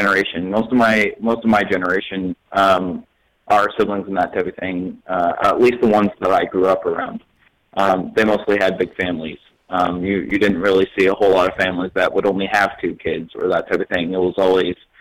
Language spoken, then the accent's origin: English; Canada; moved away; also born or lived in United States; I'm originally from Canada. That's where we lived before we actually got the bus.